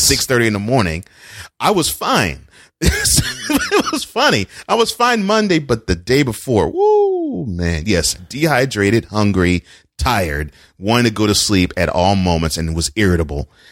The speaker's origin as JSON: {"language": "English", "town": "Houston", "region": "Texas", "country": "United States", "tie": "born or raised there", "moved": "yes", "lives_now": "Nashville, United States", "said": "since I grew up in Houston, I am all Houston"}